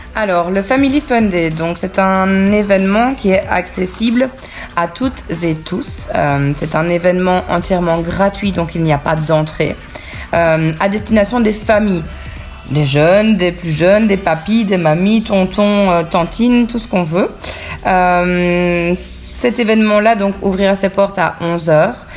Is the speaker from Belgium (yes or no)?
yes; Bastogne, Wallonia, Belgium; now in Léglise, Belgium; je suis originaire de Bastogne, donc j'ai grandi à Bastogne